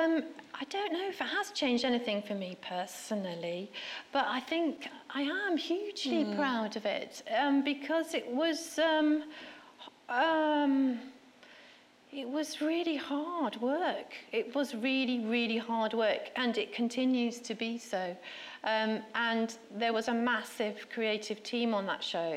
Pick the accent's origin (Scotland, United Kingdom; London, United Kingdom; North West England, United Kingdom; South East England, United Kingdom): North West England, United Kingdom; Stockport; Stockport, which is where I was brought up.